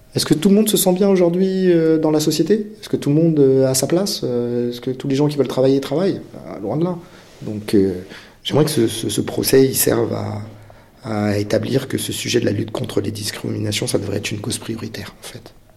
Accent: Créteil, Île-de-France, France; J'ai grandi à Créteil, on avait tous des couleurs de peau différentes

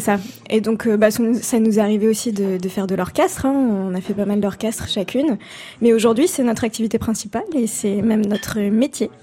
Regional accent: Paris, Île-de-France, France; je suis parisienne

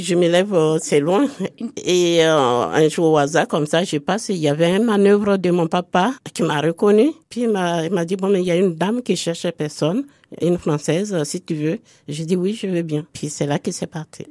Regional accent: Côte d’Ivoire; moved away; also born or lived in Abidjan; je suis de la Côte d'Ivoire

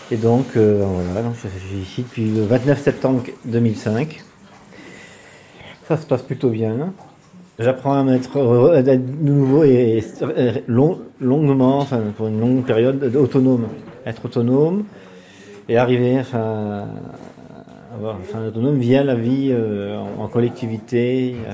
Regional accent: Switzerland; born there; moved away; parce que je suis né en Suisse, depuis avril 65, j'ai déménagé environ tous les deux ans et demi.

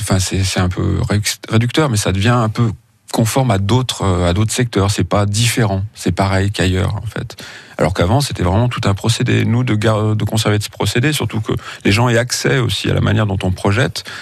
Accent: Feurs, Auvergne-Rhône-Alpes, France; je suis né à Feur, donc euh, ça se limitait entre le cinéma-théâtre, le cinéma familial et le vidéoclub

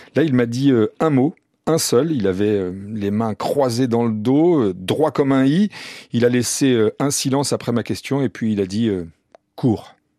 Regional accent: France; on est français

